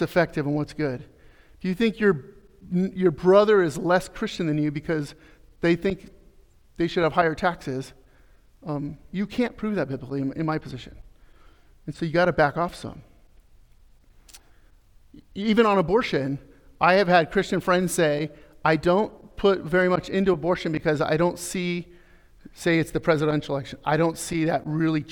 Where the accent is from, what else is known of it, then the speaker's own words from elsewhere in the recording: Arizona, United States; I'm from Arizona.